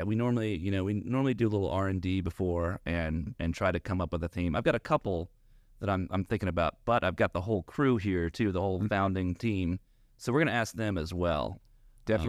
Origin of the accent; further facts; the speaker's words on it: Dalton, Georgia, United States; also born or lived in Atlanta, Georgia; from Dalton, Georgia, from Northwest Georgia